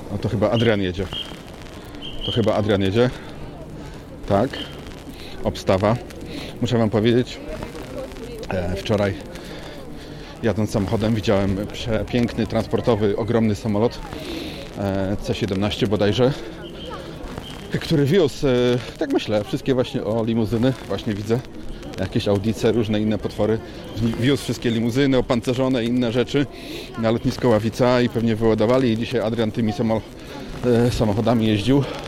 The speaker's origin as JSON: {"language": "Polish", "town": "Poznań", "region": "Greater Poland", "country": "Poland", "tie": "born or raised there", "also_born_or_lived": "Ireland", "moved": "yes", "said": "jestem rodowitym poznaniakiem"}